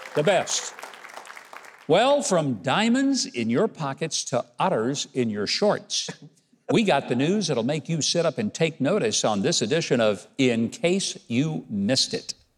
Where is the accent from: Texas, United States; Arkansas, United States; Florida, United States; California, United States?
Arkansas, United States; my home state of Arkansas